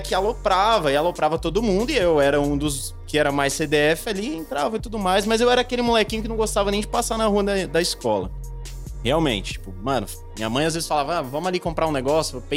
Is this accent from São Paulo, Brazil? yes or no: yes; Osasco, São Paulo, Brazil; Sou de Osasco. É, vim aí de uma família